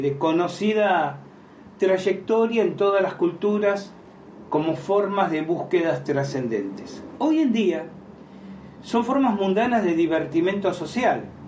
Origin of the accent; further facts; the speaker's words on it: Argentina; decimos en Argentina